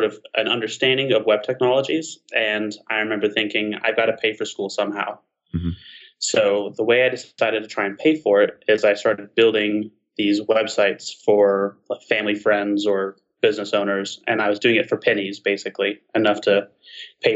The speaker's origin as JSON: {"language": "English", "region": "Alabama Gulf Coast", "country": "United States", "tie": "born or raised there", "said": "I grew up on the Alabama Gulf Coast"}